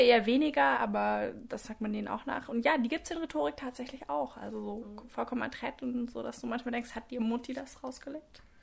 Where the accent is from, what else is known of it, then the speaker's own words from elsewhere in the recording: Southern Wine Route, Rhineland-Palatinate, Germany; moved away as an adult; now in Tübingen, Germany; von der südlichen Weinstraße, wo ich herkomme